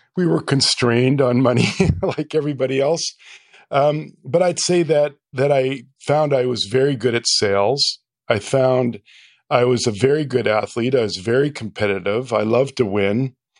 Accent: Calgary, Alberta, Canada; to Calgary and, uh, I went, you know, grew up there

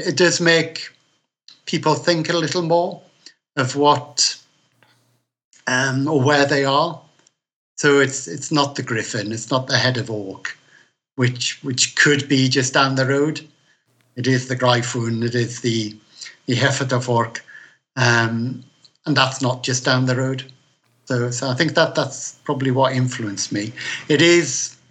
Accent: Newcastle upon Tyne, North East England, United Kingdom; accent: Geordie; also born or lived in Wallsend / London; I'm a Geordie, which is somebody who's born on Tyneside

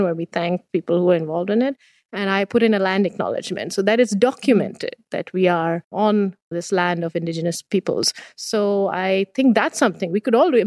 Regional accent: India; now in Waterloo, Canada; Being born and raised in India

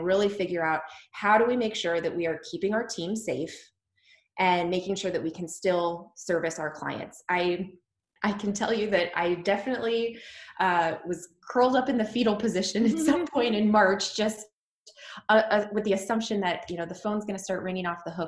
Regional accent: Dayton, Ohio, United States; moved away as an adult; also born or lived in New York City, United States; now in Columbus, United States; We both are from Dayton

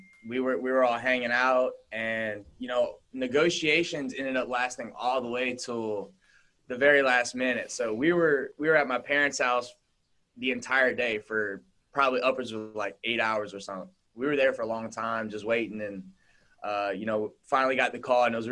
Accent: Louisiana, United States; I'm from Louisiana.

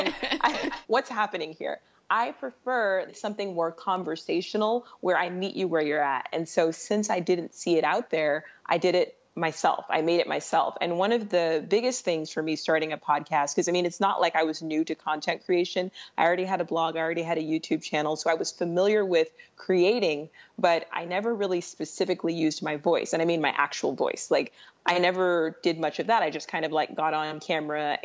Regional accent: San Diego, California, United States; also born or lived in Los Angeles / San Francisco / Sacramento; I am a Southern California millennial. I grew up in San Diego

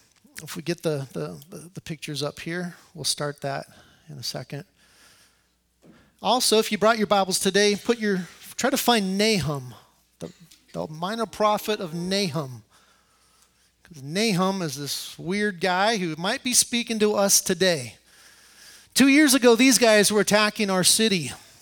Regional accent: Colorado, United States; moved away as an adult; now in Iraq; I'm originally from Colorado.

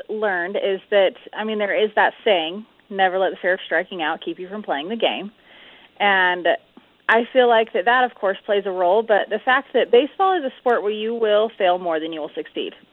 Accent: California, United States; born there; now in Utah, United States; Yes, sir. Yep, I was born in California.

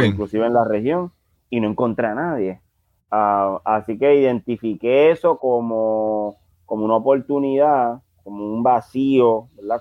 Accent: San Juan, Puerto Rico; somos del barrio Monacillo, la Marina en, en, Río Piedras, ese barrio que corresponde entre Río Piedras y Guaynabo

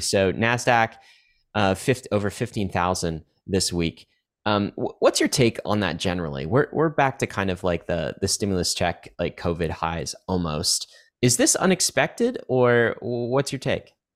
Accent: Canada; now in United States; I grew up in Canada

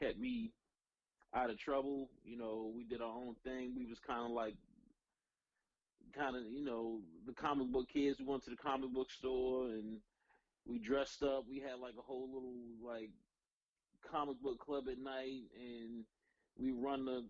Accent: Baltimore, Maryland, United States; I am from Northeast Baltimore

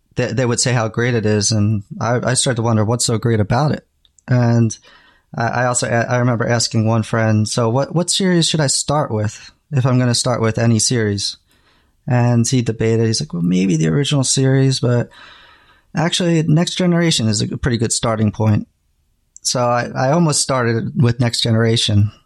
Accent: New Jersey, United States; moved away as an adult; also born or lived in New York; now in Japan; I grew up in New Jersey, and I had moved to New York

